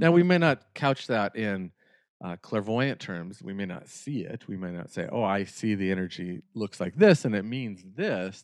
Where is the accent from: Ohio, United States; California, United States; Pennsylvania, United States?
California, United States; Northern; the area where I grew up in Northern California